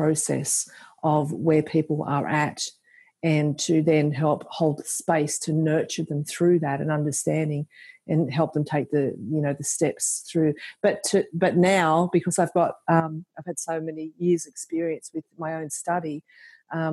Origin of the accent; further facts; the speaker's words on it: Central Coast, New South Wales, Australia; now in Cootamundra, Australia; I was from the Central Coast originally